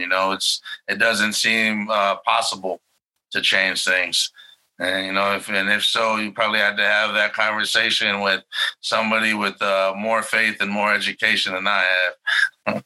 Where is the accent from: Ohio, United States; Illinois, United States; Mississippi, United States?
Illinois, United States; Chicago; I'm from Chicago